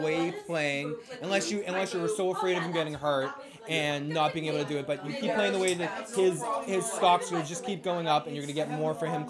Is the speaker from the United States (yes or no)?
yes; Boston, Massachusetts, United States; growing up in the Boston area